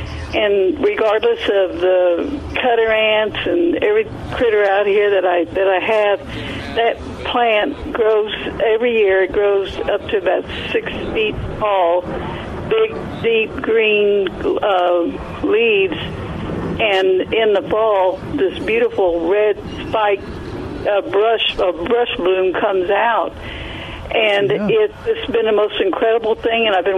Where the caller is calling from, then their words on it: United States; Jay's going to laugh, but I'm … from Wilson County.